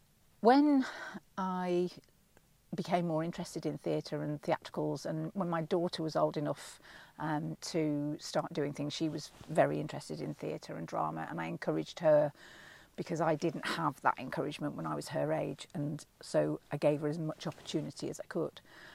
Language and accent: English; Leeds, Yorkshire and the Humber, United Kingdom; also born or lived in Manchester; when I was a very small child, we moved from Manchester, which is my native town, to Yorkshire. And I was only 5 at the time, but apparently, according to my mother, within about 3 weeks of being there, I was talking in a broad Leeds accent.